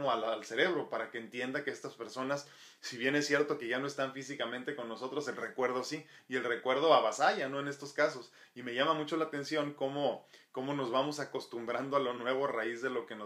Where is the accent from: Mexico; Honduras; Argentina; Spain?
Mexico; obviamente soy mexicano, entonces tengo que hacerlo, ¿no? Si no, pues qué tan mexicano soy.